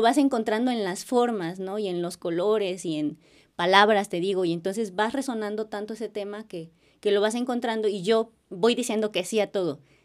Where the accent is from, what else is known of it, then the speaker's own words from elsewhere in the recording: Acapulco, Guerrero, Mexico; moved away as an adult; now in Xalapa, Mexico; soy acapulqueña, soy de Acapulco